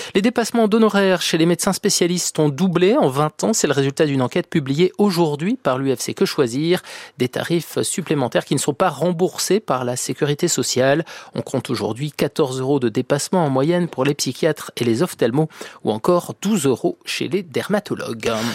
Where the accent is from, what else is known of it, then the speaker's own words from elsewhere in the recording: Bourgogne-Franche-Comté, France; chez nous, en Franche-Comté